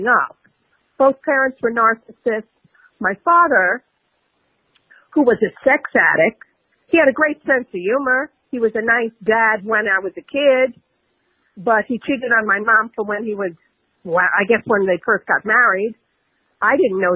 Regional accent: New York City, New York, United States; also born or lived in Queens, New York City; I'm from the Bronx in New York City originally. During the age of when rap was just coming of age, we moved to another borough of Queens

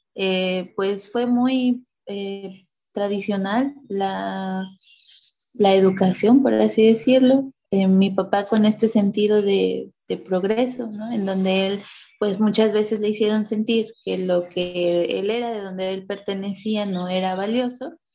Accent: Oaxaca, Mexico; moved away as an adult; also born or lived in Mexico City; now in Veracruz, Mexico; regresamos a vivir a la comunidad de mi papá.

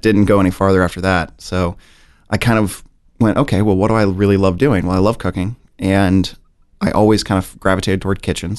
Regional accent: St. Louis, Missouri, United States; also born or lived in Kansas City; I spent most of my life in Saint Louis

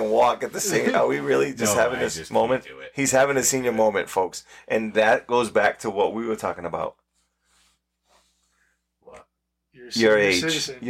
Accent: New England, United States; we're from New England

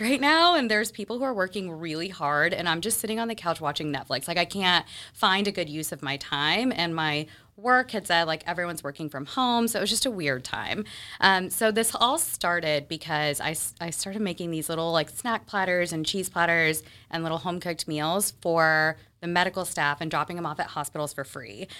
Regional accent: Texas, United States; moved away as an adult; also born or lived in Mississippi; now in Boston, United States; I moved to Texas when I was, I think, five or six, and I grew up there

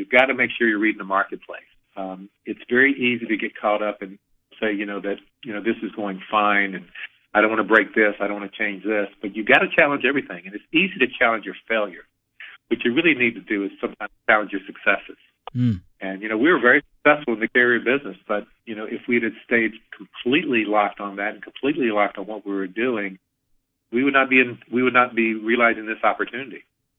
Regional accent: the South, United States; it's an old Southern phrase that I'm from the South

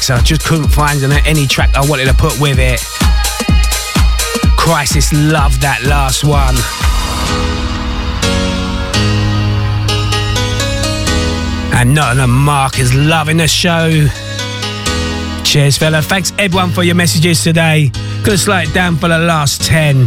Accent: Rochester, South East England, United Kingdom; I'm from Rochester myself, a great place to live.

